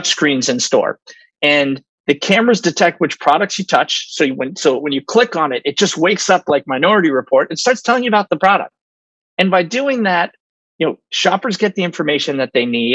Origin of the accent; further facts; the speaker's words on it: New York City, New York, United States; also born or lived in Austin, Texas; I'm a born and raised New Yorker. I grew up on Washington Square Park